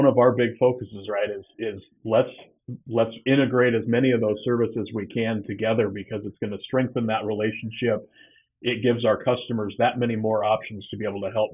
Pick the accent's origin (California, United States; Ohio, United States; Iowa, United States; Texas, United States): Iowa, United States; just outside Iowa City, eastern; also born or lived in Cedar Falls, Iowa; So I'm an Iowa kid, born and raised. I grew up over in the eastern part of the state, just outside of Iowa City